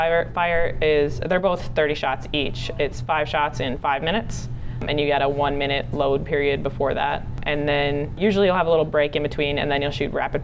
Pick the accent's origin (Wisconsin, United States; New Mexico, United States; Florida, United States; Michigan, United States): Michigan, United States; Holt; moved away; I grew up in Holt, Michigan, which is just by Michigan State University